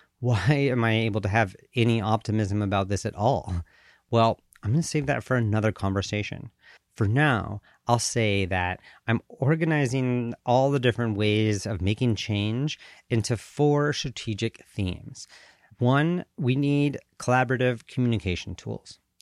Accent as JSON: {"language": "English", "region": "Colorado", "country": "United States", "tie": "born or raised there", "also_born_or_lived": "Southern California / Switzerland / Washington, D.C. / Paraguay", "moved": "as an adult", "lives_now": "Bay Area, California, United States", "said": "I was born in the United States, in Southern California. I grew up in Colorado"}